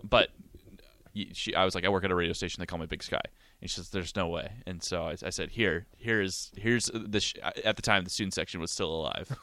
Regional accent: Montana, United States; moved away as an adult; now in Lincoln, United States; my hometown in Montana

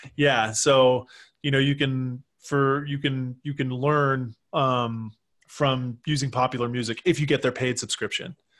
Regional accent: Texas, United States; moved away as an adult; also born or lived in Michigan; I was from Texas

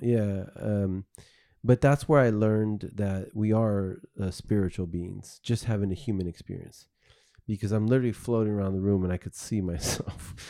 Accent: South Bay, California, United States; I grew up here in the South Bay

